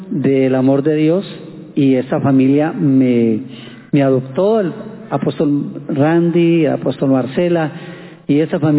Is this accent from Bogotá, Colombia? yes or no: no; Pereira, Risaralda, Colombia; now in Cali, Colombia; Em, bueno, soy de Pereira. Vine a Cali hace 38 años, o sea que ya más caleño para donde Y bueno, aquí el Señor me tenía mi pilar guardado, ahí me tenía mi media naranja.